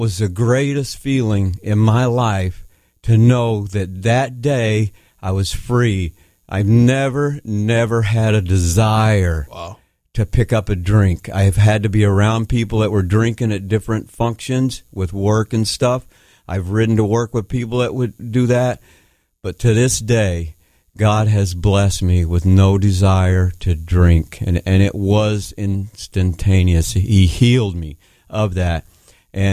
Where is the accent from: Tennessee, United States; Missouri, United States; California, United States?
Tennessee, United States; also born or lived in South Florida; now in Connecticut, United States; I grew up in Tennessee around family and my cousins